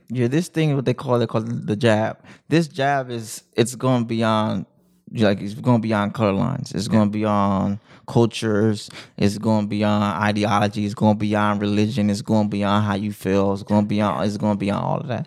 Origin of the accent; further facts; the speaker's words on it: Compton, California, United States; moved away; also born or lived in Hawaii; I come from West Side Compton